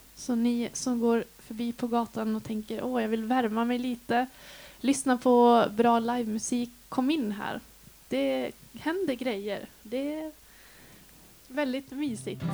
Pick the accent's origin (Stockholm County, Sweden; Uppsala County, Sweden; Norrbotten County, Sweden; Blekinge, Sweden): Norrbotten County, Sweden; Piteå; now in Dalarna, Sweden; Jag är uppvuxen i Piteå i Norrbotten. Det är alltså 80 mil härifrån